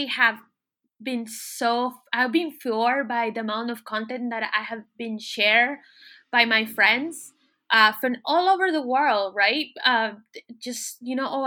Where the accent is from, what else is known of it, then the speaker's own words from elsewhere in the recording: Miami, Florida, United States; moved away as an adult; now in France; growing up in Miami, watching Telemundo